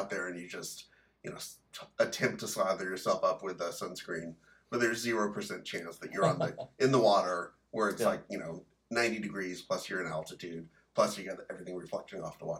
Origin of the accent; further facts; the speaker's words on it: Central Valley, California, United States; growing up in the Central Valley near the mighty Kings River.